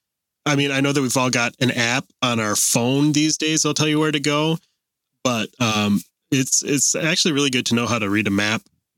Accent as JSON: {"language": "English", "region": "Ohio", "country": "United States", "tie": "born or raised there", "moved": "yes", "said": "if I go home to, or not home, if I go visit in Ohio where I grew up"}